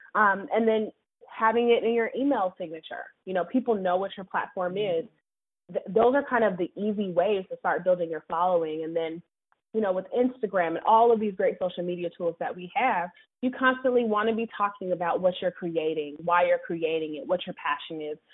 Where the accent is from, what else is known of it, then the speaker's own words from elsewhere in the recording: Seattle, Washington, United States; also born or lived in New York City; now in Charlotte, United States; I'm actually originally from Seattle, Washington. And so, you know, I grew up like on the Microsoft campus